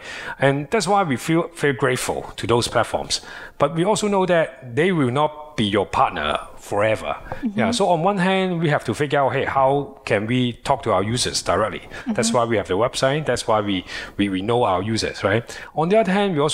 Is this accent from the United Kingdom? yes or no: no; Hong Kong; we are from Hong Kong